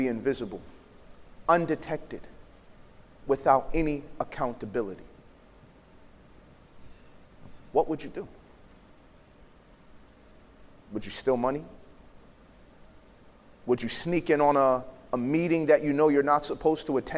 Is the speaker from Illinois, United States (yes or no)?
yes; Chicago, Illinois, United States; I grew up in Chicago around gangs in a time where it was not cool to be smart.